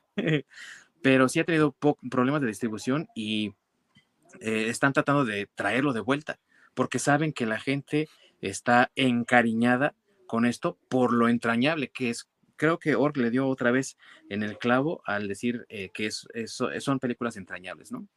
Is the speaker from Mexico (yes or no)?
yes; Mexico; con nosotros como mexicanos